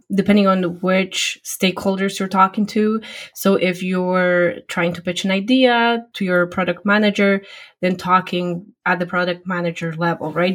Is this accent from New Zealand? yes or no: no; Poland; English is a second language; moved away as an adult; now in United States; I originally grew up and got educated back in Poland, my home country